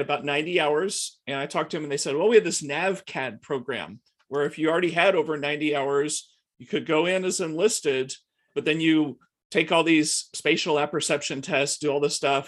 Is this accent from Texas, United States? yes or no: yes; Houston, Texas, United States; also born or lived in Abilene, Texas / Austin, Texas; So I'm from Texas originally. I was born out in Abilene in West Texas uh, but but grew up primarily in Houston